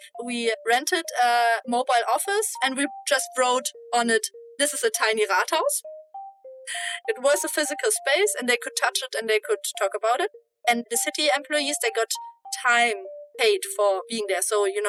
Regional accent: Germany; I am from Germany.

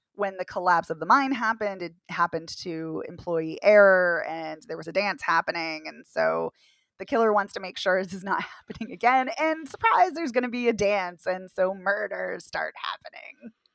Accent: Boston, Massachusetts, United States; as a Bostonian

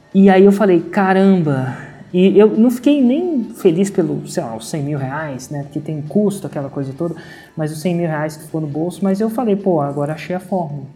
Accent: Brasília, Federal District, Brazil; moved away as an adult; also born or lived in São Carlos, São Paulo / Germany; nasci em Brasília, né? Fiz engenharia de computação em São Carlos, são Paulo

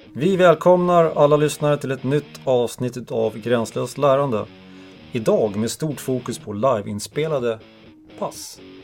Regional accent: Stockholm, Stockholm County, Sweden; now in Umeå, Sweden; jag är ju från Stockholm

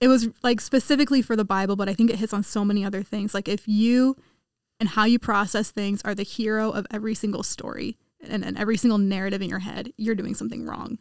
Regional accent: Kansas, United States; I'm from Kansas

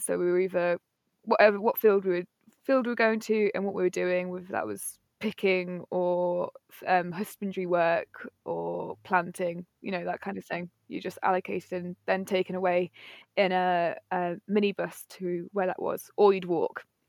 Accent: Nottingham, East Midlands, United Kingdom; moved away as an adult; now in Cornwall, United Kingdom; I'm from Nottingham, twenty-six years old, and currently been living in Cornwall

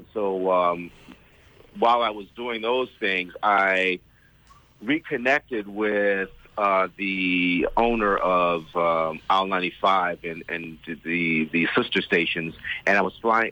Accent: Ohio, United States; moved away as an adult; now in U.S. Virgin Islands; I'm originally from the Midwest. I'm from Ohio.

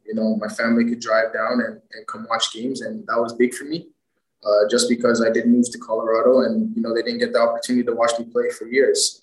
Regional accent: Toronto, Ontario, Canada; growing up, I followed Toronto FC because you know that was my hometown team

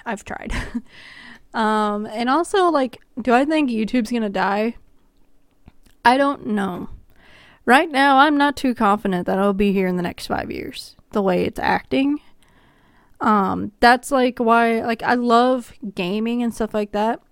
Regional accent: Kansas, United States; I'm from Kansas

